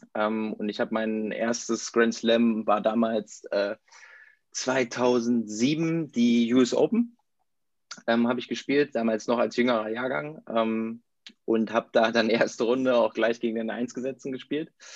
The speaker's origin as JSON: {"language": "German", "town": "Verden", "region": "Lower Saxony", "country": "Germany", "tie": "born or raised there", "said": "ich komme aus Pferden, das ist so ein kleiner Ort in der Nähe von Bremen, so 30.000 äh, Einwohner"}